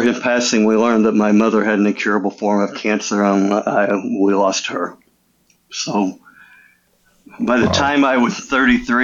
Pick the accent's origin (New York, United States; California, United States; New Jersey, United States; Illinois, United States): Illinois, United States; I grew up in Illinois